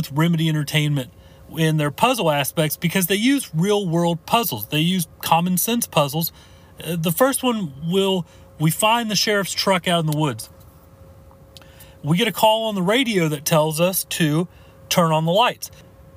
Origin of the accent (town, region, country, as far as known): United States